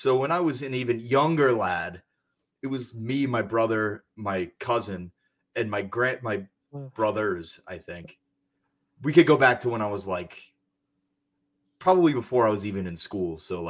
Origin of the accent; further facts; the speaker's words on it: Bethlehem, Pennsylvania, United States; Bethlehem, Pennsylvania.